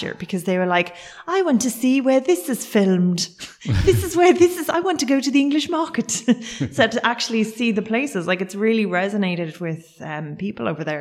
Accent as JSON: {"language": "English", "town": "Cork", "region": "Munster", "country": "Ireland", "said": "I'm originally from Cork"}